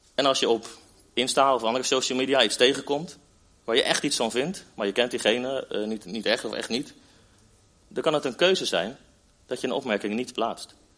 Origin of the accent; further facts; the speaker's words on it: Netherlands; als Nederlanders